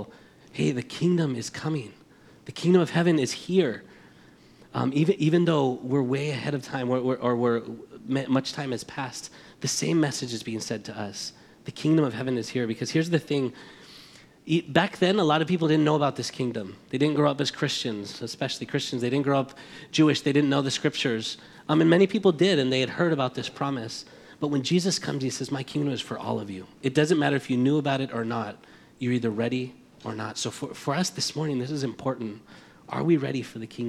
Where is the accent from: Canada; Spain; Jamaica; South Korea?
Spain; Madrid, Community of Madrid; now in United States; But we're from Spain. I was born here, raised there